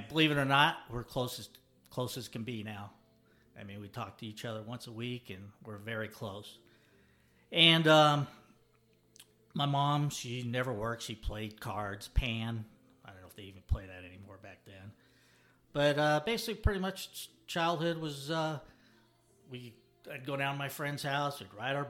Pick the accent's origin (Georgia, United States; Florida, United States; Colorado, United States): Colorado, United States; Denver; I grew up in Denver, Colorado